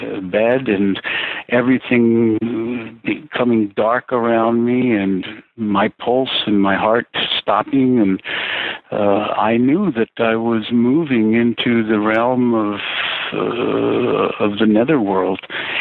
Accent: Lima, Peru; also born or lived in Chosica; At age 10, I was taken from Lima, which is in the coast of Peru, up to Chosica by my family

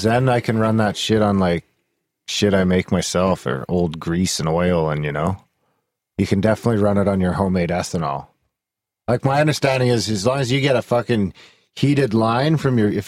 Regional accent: Canadian Shield, Canada; now in Alberta, Canada; my hometown is like in the Canadian Shield

